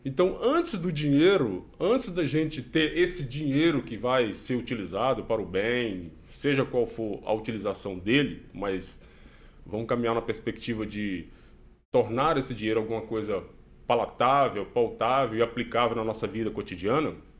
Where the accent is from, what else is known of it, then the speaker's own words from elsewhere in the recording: Minas Gerais, Brazil; moved away as an adult; now in Maringá, Brazil; Sou de, de Minas, é mineiro, mas já vai fazer quase quatro anos, nós estamos aqui nessa cidade maravilhosa